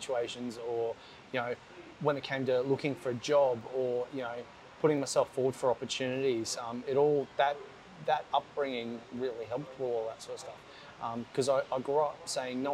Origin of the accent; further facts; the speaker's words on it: Gold Coast, Queensland, Australia; growing up on the Gold Coast and being surrounded by water